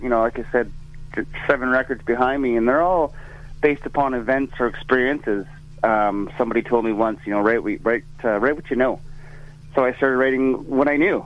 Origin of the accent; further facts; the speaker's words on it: Yukon, Canada; I'm from the Yukon, which is just across the road from Alaska.